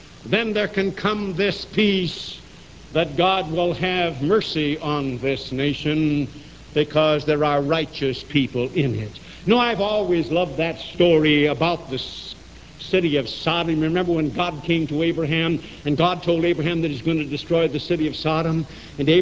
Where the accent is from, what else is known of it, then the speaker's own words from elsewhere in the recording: United States; as an American and as a Christian